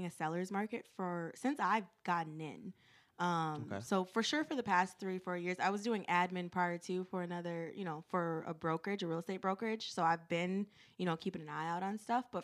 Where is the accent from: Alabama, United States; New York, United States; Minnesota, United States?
Minnesota, United States; Minneapolis; I grew up in North Minneapolis